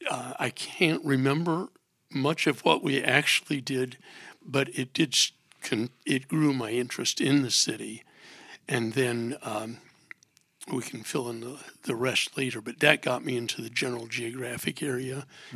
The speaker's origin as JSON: {"language": "English", "region": "Ohio", "country": "United States", "tie": "born or raised there", "moved": "as an adult", "lives_now": "Harrisburg, United States", "said": "both of us grew up away from Harrisburg. I grew up in Ohio"}